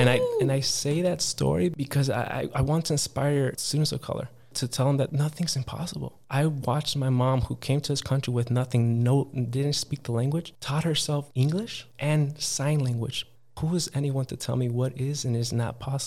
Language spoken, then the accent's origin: English; Harvey, Illinois, United States; I was born in Harvey, Illinois, which is not the best places to grow up